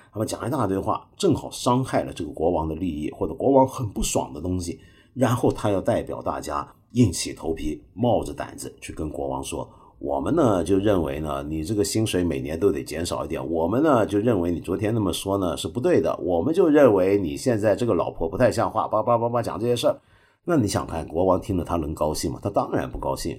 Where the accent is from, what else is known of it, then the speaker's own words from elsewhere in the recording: Hong Kong; 我身为一个香港人，在香港，我一个礼拜起码吃四五顿这个底头饭呢